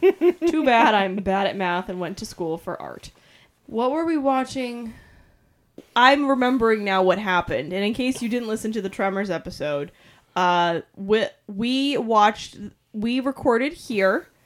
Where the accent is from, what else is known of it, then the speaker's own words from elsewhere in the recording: New England, United States; We're from New England.